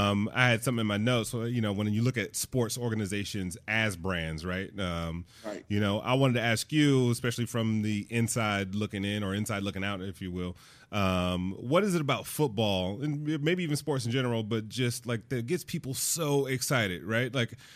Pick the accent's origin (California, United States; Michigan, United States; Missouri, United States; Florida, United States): Michigan, United States; Detroit; Like when I think about the Detroit Lions, where I grew up in Detroit, and, you know, Detroit is very much a blue collar manufacturing, you know, middle America city.